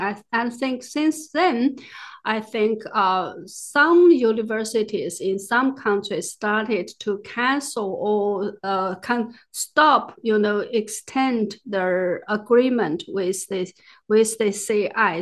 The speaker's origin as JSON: {"language": "English", "country": "China", "tie": "born or raised there", "moved": "yes", "said": "I grew up in the Cultural Revolution"}